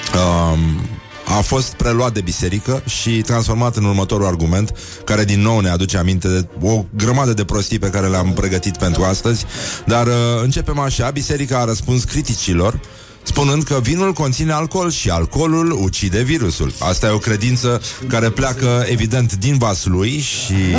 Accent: Brăila, Brăila County, Romania; Nu am cum să fiu moldovean, sunt din Brăila

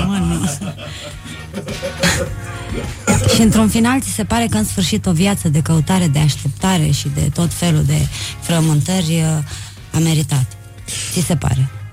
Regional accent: Suceava, Suceava County, Romania; m-am născut în Suceava.

